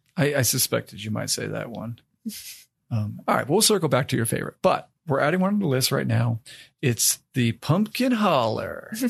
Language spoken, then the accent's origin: English; Maine, United States; moved away as an adult; also born or lived in West Virginia; I grew up in Maine and I went to college down in West Virginia.